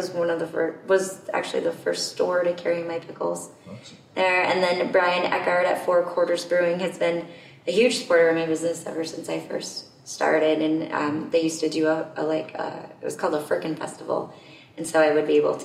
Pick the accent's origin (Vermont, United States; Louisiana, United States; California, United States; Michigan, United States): Vermont, United States; Winooski; I grew up in Winooski, Vermont